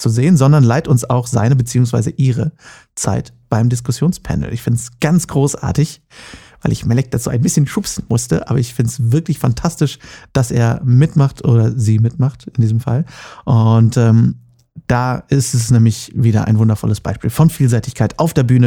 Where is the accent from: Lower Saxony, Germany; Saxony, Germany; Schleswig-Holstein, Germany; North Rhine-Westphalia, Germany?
North Rhine-Westphalia, Germany; also born or lived in Cologne; now in Düsseldorf, Germany; ich bin Westfale